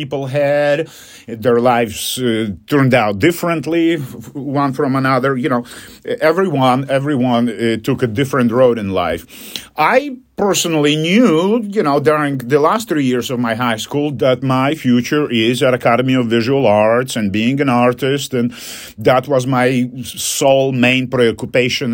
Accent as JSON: {"language": "English", "country": "Poland", "second_language": "English", "moved": "yes"}